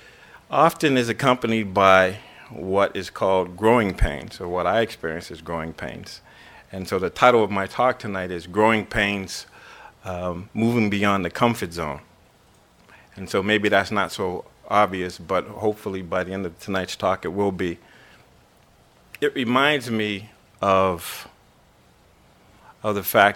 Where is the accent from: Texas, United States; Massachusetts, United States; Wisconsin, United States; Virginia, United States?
Massachusetts, United States; Boston; I grew up in Boston